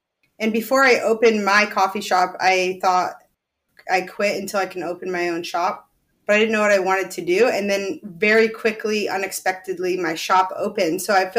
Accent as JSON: {"language": "English", "town": "Rockford", "region": "Illinois", "country": "United States", "tie": "born or raised there", "also_born_or_lived": "Point Loma, San Diego, California", "moved": "as an adult", "lives_now": "San Diego, United States", "said": "I was born and raised in Rockford, Illinois till I was 18. And then I had enough of that winter. So I headed west when I was 18"}